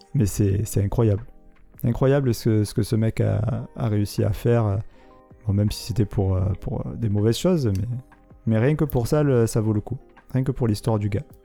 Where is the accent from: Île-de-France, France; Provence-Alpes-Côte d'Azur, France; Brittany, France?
Provence-Alpes-Côte d'Azur, France; Marseille; il a été tourné dans ma ville natale